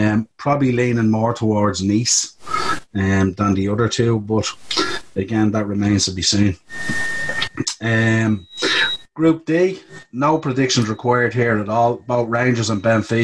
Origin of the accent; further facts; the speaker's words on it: Ireland; as being Irish